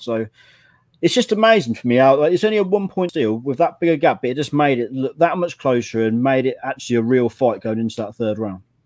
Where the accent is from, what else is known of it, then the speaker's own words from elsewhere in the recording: England, United Kingdom; as an Englishman